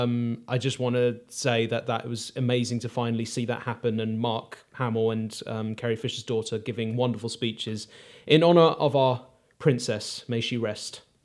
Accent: United Kingdom; Aardman is ingrained in British culture and it's a part of, um, you know, our upbringing

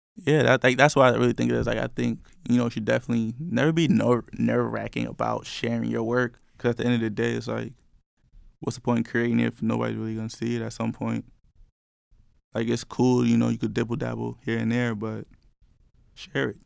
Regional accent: New York, United States; I'm from New York.

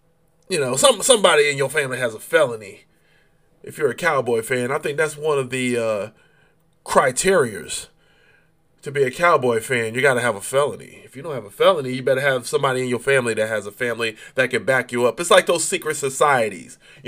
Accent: western Connecticut, United States; moved away; I'm from the western part of Connecticut, where it's New York.

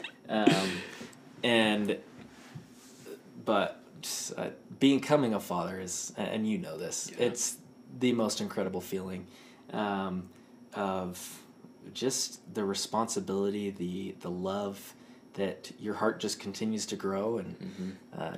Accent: Houston, Texas, United States; moved away; the University of Houston, ooh, which is my hometown.

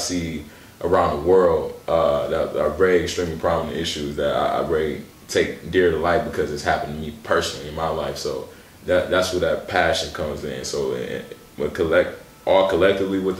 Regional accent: Milwaukee, Wisconsin, United States; growing up in Milwaukee

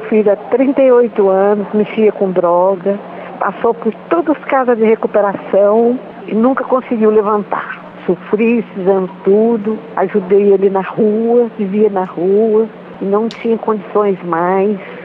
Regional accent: Araguaína, Tocantins, Brazil; sou de Araguaína

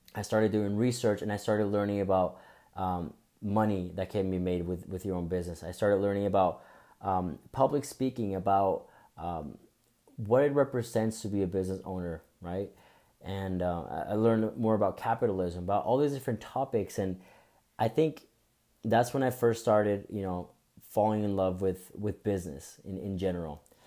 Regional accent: Bogotá, Colombia; now in United States; I was I was born and raised in Bogota, Colombia

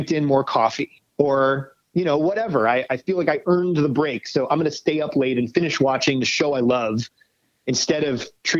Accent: New York, United States; now in Los Angeles, United States; I live in LA now. I'm a New Yorker, but I live

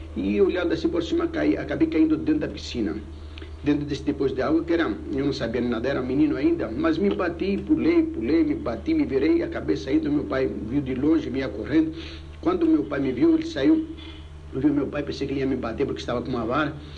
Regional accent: Rhodes, South Aegean, Greece; now in Brazil; lá em Rhodes, a única coisa que eu fiz, que eu me lembro de comércio, era vender pepinos

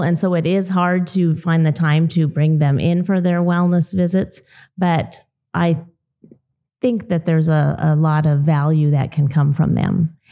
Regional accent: Southern California, United States; moved away as an adult; now in Idaho, United States; I grew up in Southern California on a dairy

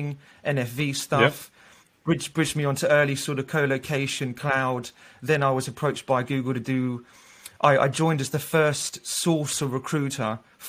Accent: Australia; also born or lived in London, United Kingdom; now in Amsterdam, Netherlands; I do identify as an English guy, but I'm Australian

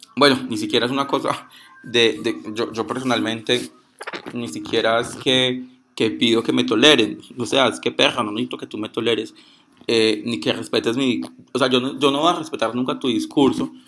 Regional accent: Pereira, Risaralda, Colombia; soy de Puerto Caldas Pereira

